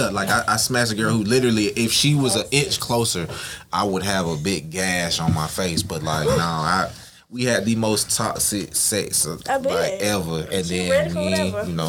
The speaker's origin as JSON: {"language": "English", "town": "Flat Shoals", "region": "Georgia", "country": "United States", "said": "Now I'm from Flat Shows. I'm from the East."}